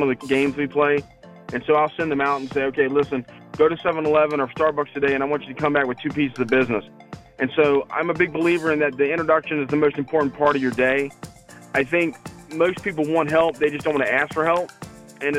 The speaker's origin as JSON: {"language": "English", "town": "Chesapeake", "region": "Virginia", "country": "United States", "tie": "born or raised there", "said": "my hometown, when I grew up here back in the 70s"}